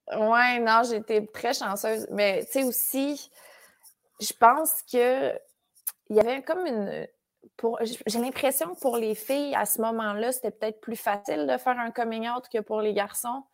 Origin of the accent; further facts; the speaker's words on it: Saint-Léandre, Quebec, Canada; now in Montreal, Canada; Je suis native de Saint-Léandre. qui C'est un village à 15 minutes de Matane. Euh, je suis née là-bas. Puis euh, j'ai vécu là jusqu'à mes genres de 12 ans